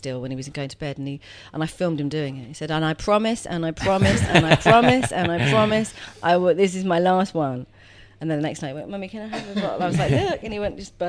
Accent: London, United Kingdom; also born or lived in Edgware; now in Hertfordshire, United Kingdom; I was born in Edgware and then grew up in Finchley.

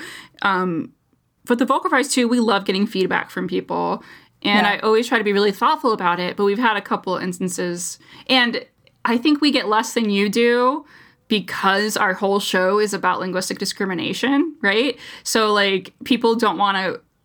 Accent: United States; as an American through and through

